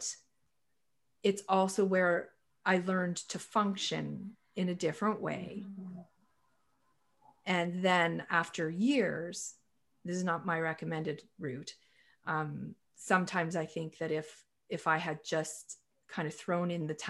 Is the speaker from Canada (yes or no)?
yes; Canada; also born or lived in Toronto, Canada / British Columbia, Canada; I'm a Canadian